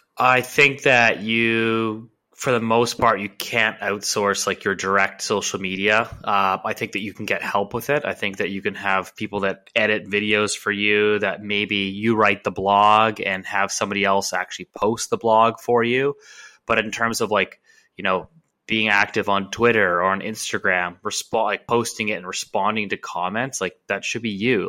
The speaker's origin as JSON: {"language": "English", "town": "Vancouver", "region": "British Columbia", "country": "Canada", "tie": "born or raised there", "said": "born and raised in Vancouver"}